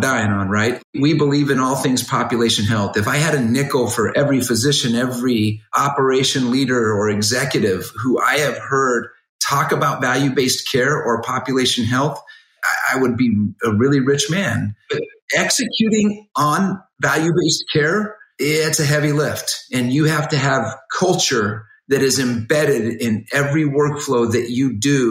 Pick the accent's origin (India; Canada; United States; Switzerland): United States; Arizona; I'm born and raised in Arizona.